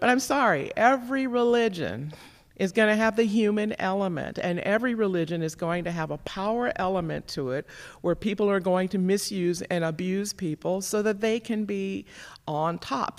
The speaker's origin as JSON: {"language": "English", "town": "Gary", "region": "Indiana", "country": "United States", "tie": "born or raised there", "moved": "as an adult", "lives_now": "Minnesota, United States", "said": "I was raised primarily in Gary, Indiana"}